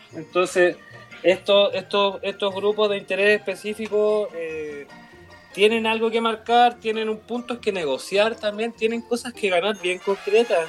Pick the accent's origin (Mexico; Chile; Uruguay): Chile; somos muy chilenos